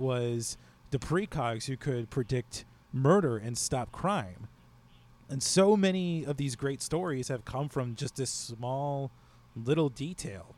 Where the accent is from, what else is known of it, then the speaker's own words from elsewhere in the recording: United States; as an American